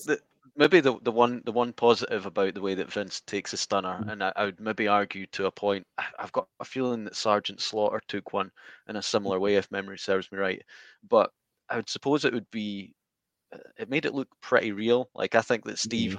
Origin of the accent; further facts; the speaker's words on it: Scotland, United Kingdom; I'm from Scotland